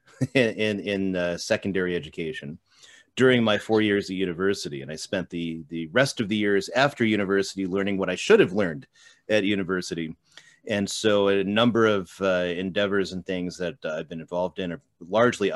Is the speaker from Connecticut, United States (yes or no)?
yes; Colchester, Connecticut, United States; moved away as an adult; also born or lived in Steubenville, Ohio; I was born in Eastern Connecticut, at the time it was a little town called Colchester. That's where I grew up